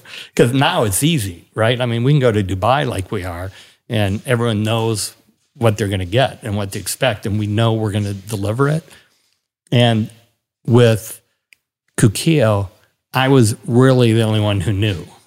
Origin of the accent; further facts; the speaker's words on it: Milwaukee, Wisconsin, United States; moved away; I grew up in Milwaukee